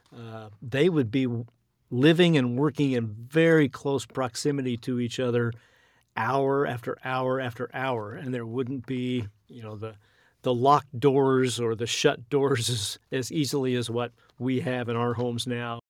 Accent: United States; as American Christians

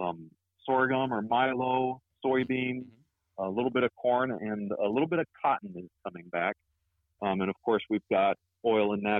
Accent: Texas, United States; moved away as an adult; now in Blackwell, United States; as a Texan

